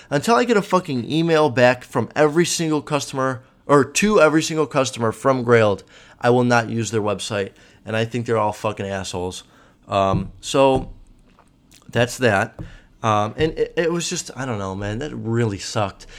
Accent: Chicago, Illinois, United States; I'm from Chicago

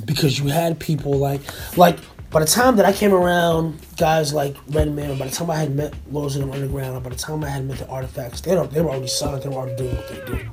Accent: New Jersey, United States; growing up in Jersey and being a music nerd in general

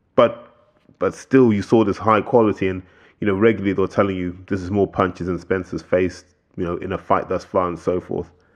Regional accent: United Kingdom; as British boxing fans

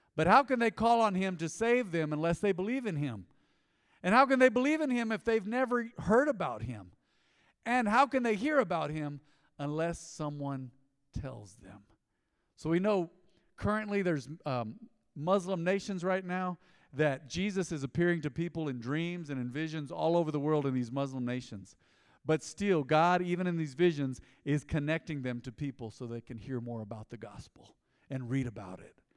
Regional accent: United States; growing up in America

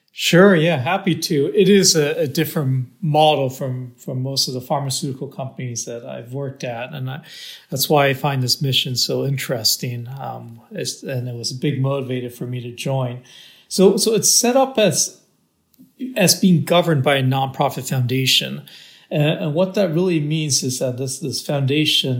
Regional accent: Downey, California, United States; I was born in Southern California um, in a town called Downey, which is you know the border between LA and Orange County

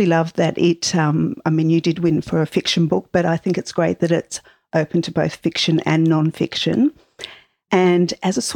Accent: Tasmania, Australia; now in Melbourne, Australia; we are both from Tasmania. I have not lived there for 17 years

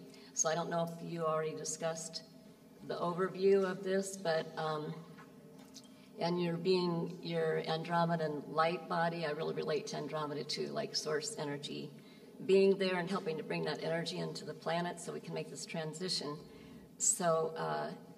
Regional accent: Fort Wayne, Indiana, United States; moved away; I was born in Fort Wayne, Indiana

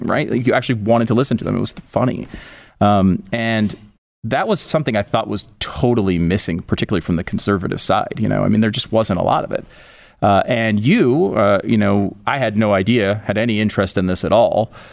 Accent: Connecticut, United States; moved away as an adult; also born or lived in Tampa, Florida; I grew up in Connecticut

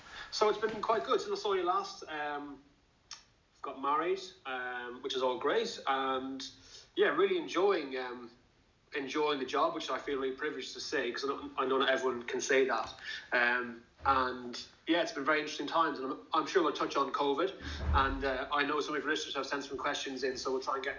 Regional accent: Ireland; moved away as an adult; now in Bristol, United Kingdom; I work in the NHS and I'm based in Bristol. I moved over from Ireland in 2006 to go to medical school.

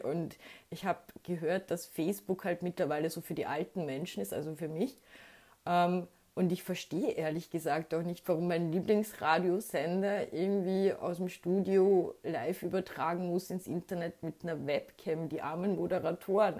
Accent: Austria; ich bin als Österreicherin

